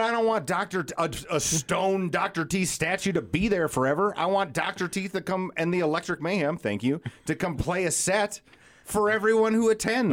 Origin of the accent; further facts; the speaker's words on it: South Dakota, United States; born and raised in South Dakota